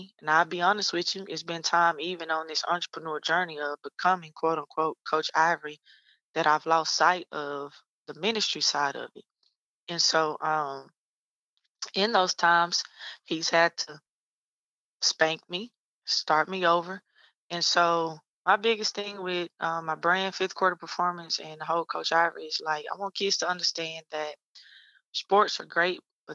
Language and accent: English; Lufkin, Texas, United States; moved away as an adult; transition me back to my hometown to start my own thing